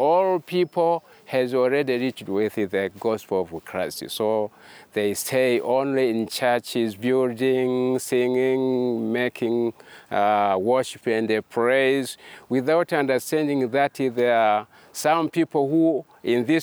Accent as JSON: {"language": "English", "country": "Tanzania", "said": "I come from Tanzania."}